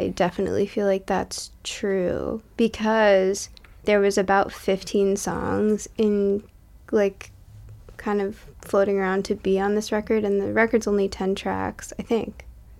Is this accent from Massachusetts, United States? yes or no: yes; Massachusetts, United States; And a lot of the imagery of that, for me at least, is rooted in, like, my hometown in, like, southern Massachusetts, where, like, the only thing that you have to do in the summer is, like, light ants on fire with a magnifying glass